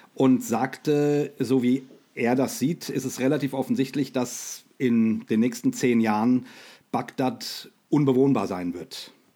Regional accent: Rhine-Main area, Hesse, Germany; ich bin mit Startbahn West aufgewachsen. Ne? Ähm, ähm ich ich komme ja aus dem, aus dem Rhein-Main-Gebiet

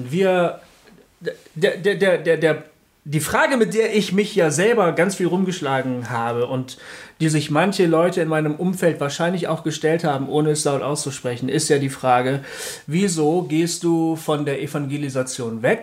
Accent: Bremen, Germany; born there; also born or lived in Bielefeld; beim Amt halt, geboren in Bremen

